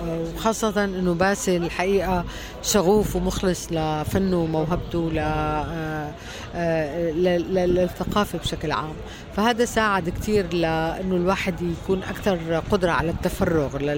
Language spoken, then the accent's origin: Arabic; Latakia, Latakia Governorate, Syria; moved away as an adult; also born or lived in Damascus; انا من من سوريا من مدينه اللاذقيه آه مدينه ساحليه تشبه الى حد بعيد مدينه الاسكندريه